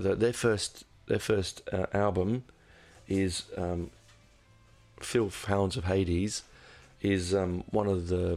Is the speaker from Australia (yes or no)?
no; United Kingdom; being British